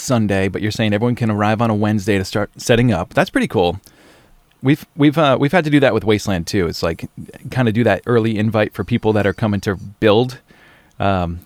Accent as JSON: {"language": "English", "country": "United States", "said": "we're American"}